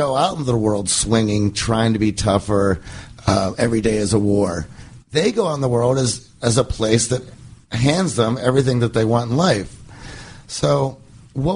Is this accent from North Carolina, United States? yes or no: no; Pittsburgh, Pennsylvania, United States; I grew up in Pittsburgh